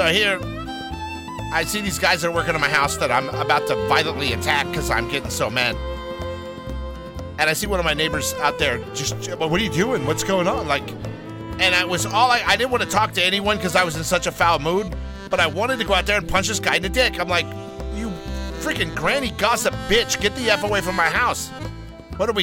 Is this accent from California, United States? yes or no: yes; Los Angeles, California, United States; what I grew up with here in Los Angeles, California.